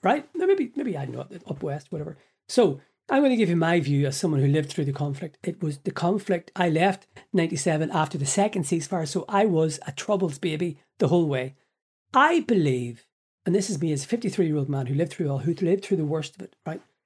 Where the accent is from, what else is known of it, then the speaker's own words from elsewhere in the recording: Belfast, Northern Ireland, United Kingdom; moved away as an adult; now in Ireland; I was born in Belfast in August nineteen seventy, lived in North Belfast until nineteen ninety-seven